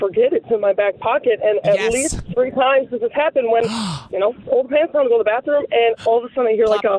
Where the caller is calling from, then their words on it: South Milwaukee, Wisconsin, United States; I am calling from South Milwaukee, driving to work this morning.